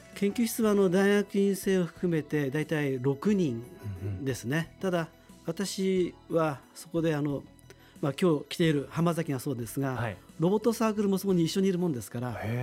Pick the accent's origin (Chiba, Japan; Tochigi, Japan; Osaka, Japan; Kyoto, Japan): Tochigi, Japan; Utsunomiya; 私はあのずっと宇都宮で。